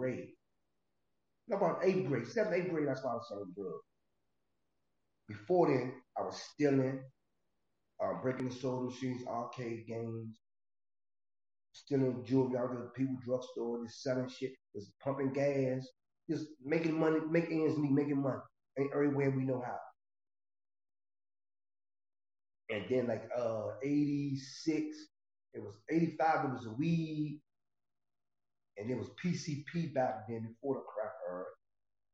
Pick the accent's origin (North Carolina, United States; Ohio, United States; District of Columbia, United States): District of Columbia, United States; Washington; I'm from Washington, D.C. Northeast Trinidad. I represent the whole Washington, D.C., though, and the DMV